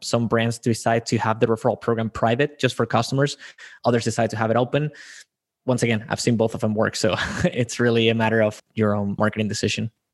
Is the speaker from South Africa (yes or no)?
no; Spain; I am born and raised in Spain